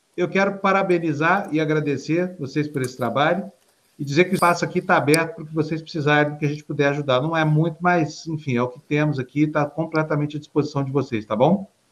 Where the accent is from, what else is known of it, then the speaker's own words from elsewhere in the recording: Uberlândia, Minas Gerais, Brazil; moved away; lá da minha cidade, Uberlândia